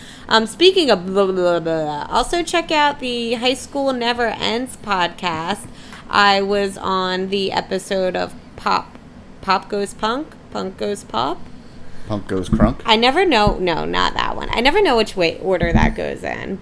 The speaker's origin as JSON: {"language": "English", "town": "Philadelphia", "region": "Pennsylvania", "country": "United States", "said": "I'm from Philly"}